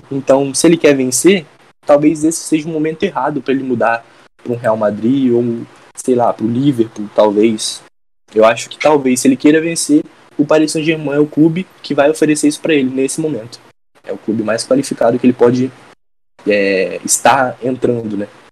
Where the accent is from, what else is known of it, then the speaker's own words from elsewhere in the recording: Espírito Santo, Brazil; sou do Espírito Santo